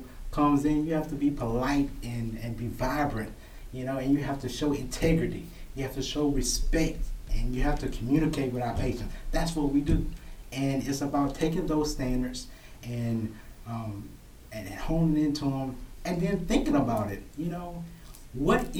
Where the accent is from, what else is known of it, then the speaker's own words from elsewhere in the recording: Franklinton, Louisiana, United States; now in Baton Rouge, United States; growing up in Franklinton, Louisiana, you know, we were a close family, a close community